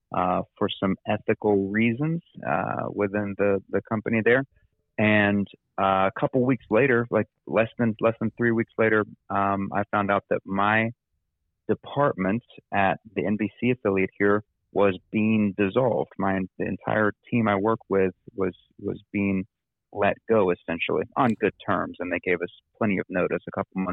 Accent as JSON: {"language": "English", "town": "Huntington", "region": "West Virginia", "country": "United States", "tie": "born or raised there", "also_born_or_lived": "Texas / Arkansas / Atlanta, Georgia", "moved": "as an adult", "said": "you and I know each other from church, growing up in Huntington, West Virginia"}